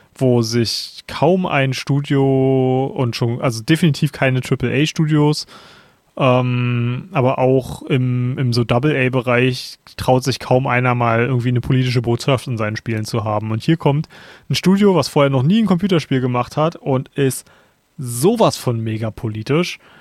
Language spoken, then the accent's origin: German; Germany; als Deutscher